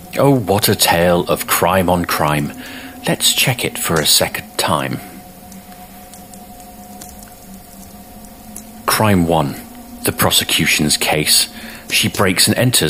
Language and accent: English; United Kingdom